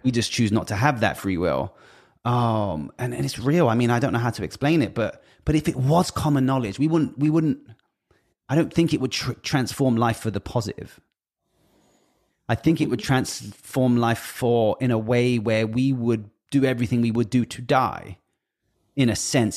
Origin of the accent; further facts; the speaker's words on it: United Kingdom; I'm British